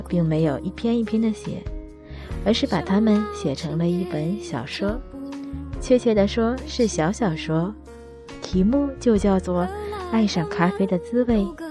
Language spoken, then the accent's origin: Chinese; Tianjin, China; 相信如果你也生活在天津，或者曾经生活在天津，一定应该知道这个节目。不错。我也是听着那个节目慢慢长大的。